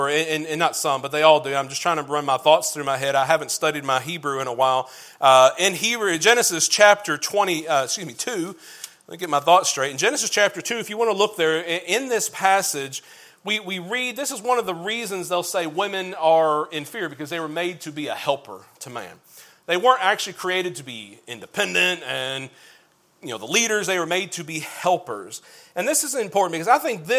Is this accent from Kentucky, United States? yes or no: yes; Kentucky, United States; I'm from Kentucky, azer comes out as easer when I start saying it a bunch